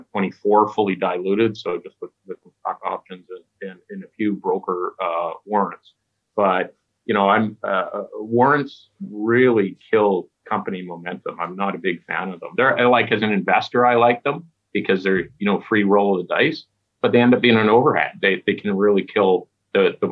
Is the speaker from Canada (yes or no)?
yes; Stewart, British Columbia, Canada; my hometown of Stewart